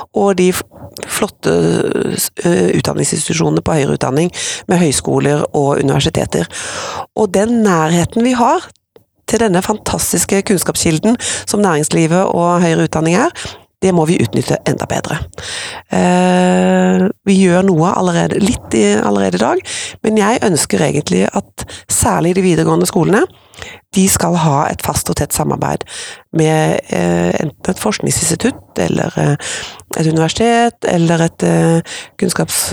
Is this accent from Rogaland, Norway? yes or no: yes; Skudeneshavn, Rogaland, Norway; now in Oslo, Norway; Så er jeg opprinnelig fra Vestlandet, fra Skudeneshavn, som jo er vakrest i vest